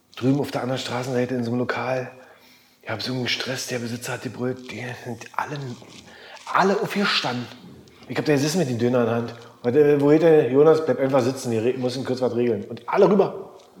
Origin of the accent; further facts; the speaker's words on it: East Germany, Germany; ich war als Ossi äh, war der Einzige